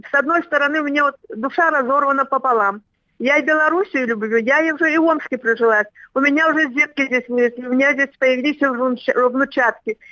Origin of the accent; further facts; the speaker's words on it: Bobruisk, Mogilev Region, Belarus; moved away as an adult; also born or lived in Gomel Region, Belarus / Germany / Tomsk Oblast, Russia; now in Omsk, Russia; Потом с родителями в 53 году мы переехали в Бобруйск. Это тоже в Беларуси